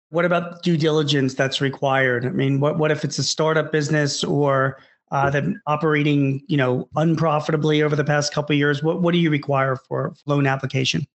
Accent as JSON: {"language": "English", "town": "Philadelphia", "region": "Pennsylvania", "country": "United States", "tie": "born or raised there", "said": "I grew up in Philadelphia and I'm in my mid 50s"}